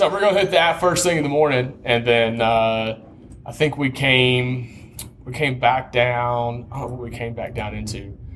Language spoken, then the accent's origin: English; Tennessee, United States; I'm from Tennessee, brother.